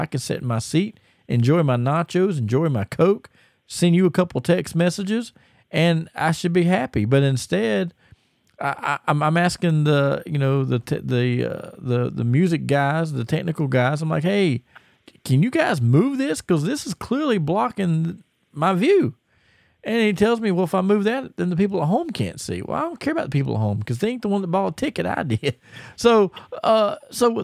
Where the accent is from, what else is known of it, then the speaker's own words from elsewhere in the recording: Charlotte, North Carolina, United States; here in my hometown